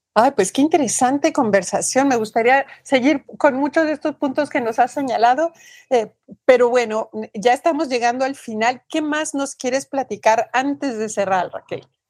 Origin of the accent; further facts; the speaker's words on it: Mexico; en mi país, en México